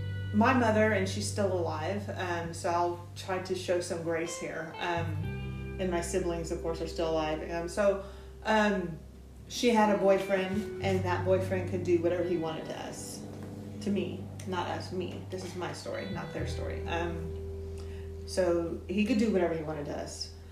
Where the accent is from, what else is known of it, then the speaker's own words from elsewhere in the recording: Austin, Texas, United States; also born or lived in Gary, Indiana; I grew up on the east side. On the east side? Yeah, I grew up in Riverside